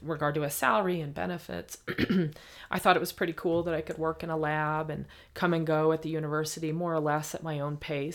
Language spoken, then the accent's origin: English; Bloomington, Indiana, United States; growing up in Bloomington, Indiana